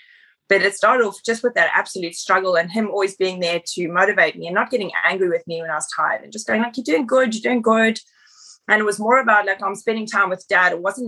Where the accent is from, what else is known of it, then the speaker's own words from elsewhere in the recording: South Africa; moved away as an adult; now in Australia; I'm from South Africa originally, so been in Australia for 10 years.